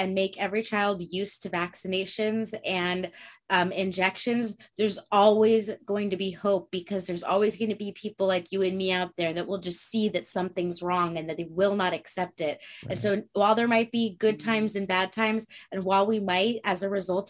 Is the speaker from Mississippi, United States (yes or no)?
no; Santa Barbara, California, United States; there was a statue that I grew up with in Santa Barbara